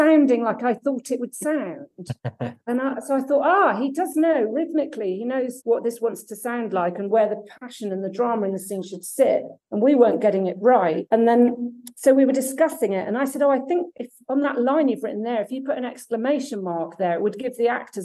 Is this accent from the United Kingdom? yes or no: yes; Somerset, South West England, United Kingdom; also born or lived in Germany / Devon / Aberdeen; I was born in Germany, actually. Oh, wow. And then we moved to Somerset.